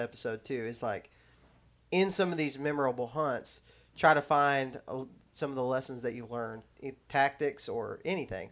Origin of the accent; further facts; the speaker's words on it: West Texas, United States; moved away; also born or lived in Alabama; I grew up there in Texas